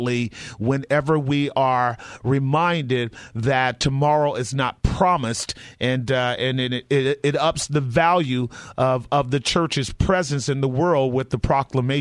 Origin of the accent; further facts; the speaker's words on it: California, United States; I'm from California